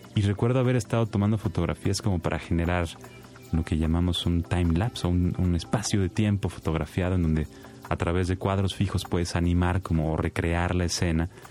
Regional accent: Mexico; así somos los mexicanos

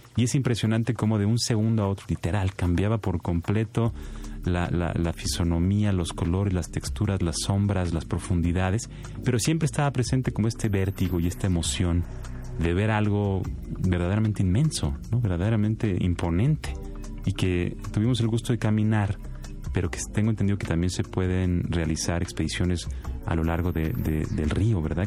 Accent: Mexico; así somos los mexicanos

